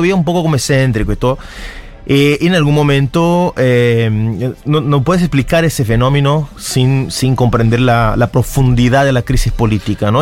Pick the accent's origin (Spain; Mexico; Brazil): Brazil